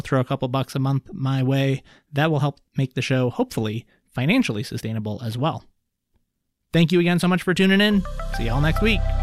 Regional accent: Reno, Nevada, United States; moved away as an adult; when I was a kid here

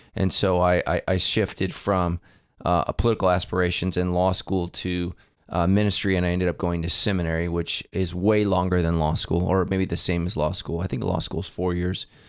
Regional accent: United States; I am an American

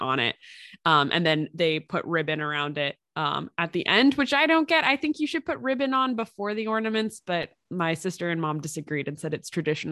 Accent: East Coast, United States; moved away; Growing up on the East Coast

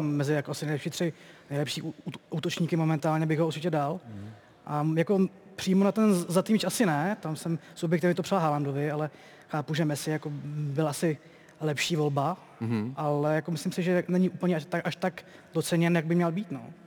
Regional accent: West Bohemia, Czechia; já jsem jako geograficky ze Záporočech

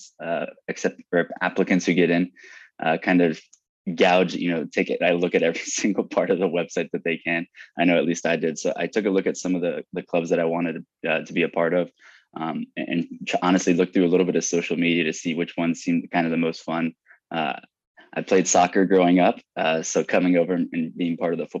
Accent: United States; moved away as an adult; now in Fontainebleau, France; I'm American.

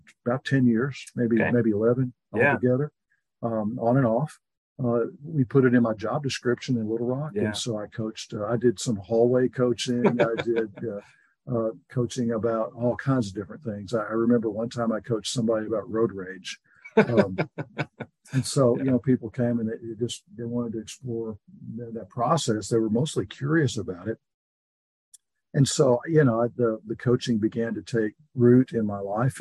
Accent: Arkansas, United States; also born or lived in Washington, D.C.; now in Waco, United States; I'm from Arkansas originally

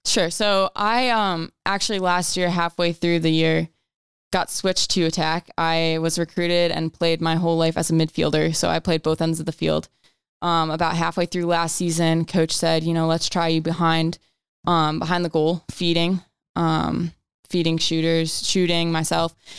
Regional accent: Connecticut, United States; I grew up in Connecticut

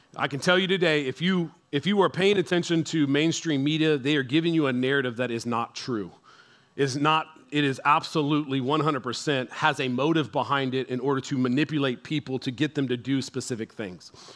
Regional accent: San Antonio, Texas, United States; we are from San Antonio

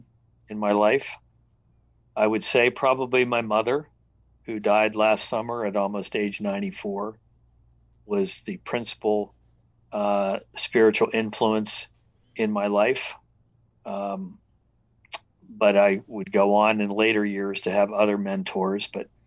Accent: Venango County, Western Pennsylvania, United States; now in Wilmington, United States; I grew up in Western Pennsylvania in a county called Venango

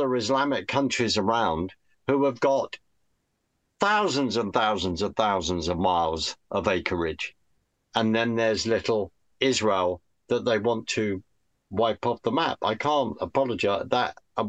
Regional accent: United Kingdom; as the British

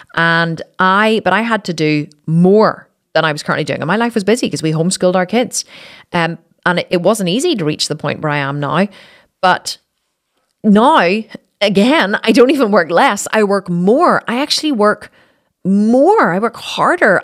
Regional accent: Ireland; I'm Irish

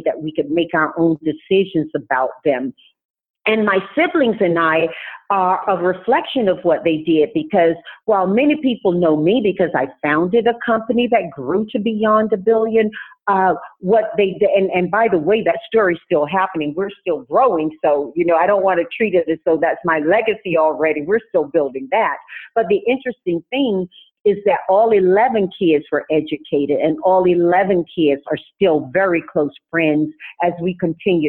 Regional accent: Tarboro, North Carolina, United States; moved away; I was raised in Tarboro, North Carolina, which is a very deep South community

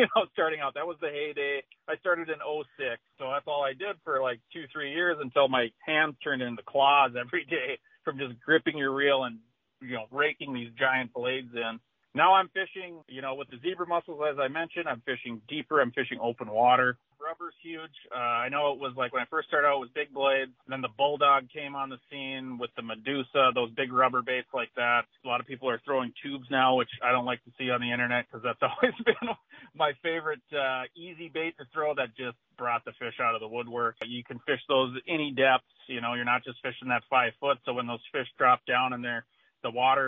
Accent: North Dakota, United States; I never thought in a million years I'd be fishing in my hometown. Or going out to Western North Dakota

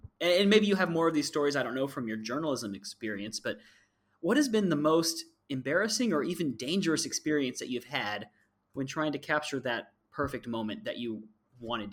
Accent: Texas, United States; I'm from Texas

